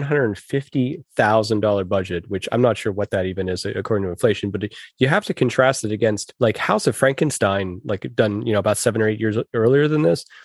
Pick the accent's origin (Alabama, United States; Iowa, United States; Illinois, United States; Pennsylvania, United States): Pennsylvania, United States; Pittsburgh; I grew up in Pittsburgh